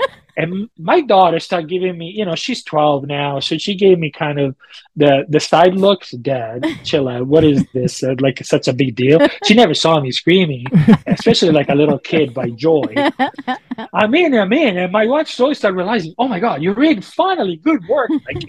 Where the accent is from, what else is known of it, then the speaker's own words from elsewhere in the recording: Auburn, California, United States; "Of course I did. I'm from Auburn. I ran it 3 times and I paced 4 times.